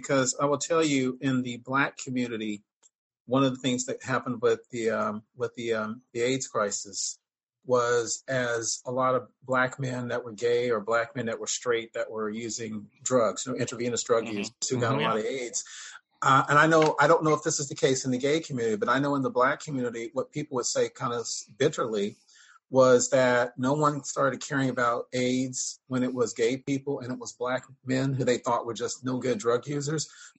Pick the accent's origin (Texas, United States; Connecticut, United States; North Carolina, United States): Texas, United States; I'm a Texan.